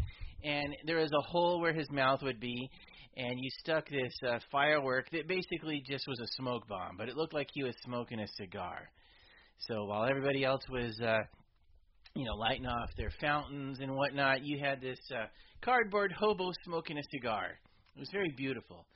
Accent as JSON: {"language": "English", "town": "San Lorenzo", "region": "California", "country": "United States", "tie": "born or raised there", "said": "I grew up in San Lorenzo, California"}